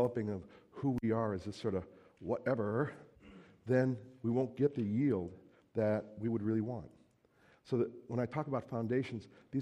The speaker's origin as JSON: {"language": "English", "region": "New Jersey", "country": "United States", "moved": "as an adult", "lives_now": "Minnesota, United States", "said": "I'm originally from New Jersey"}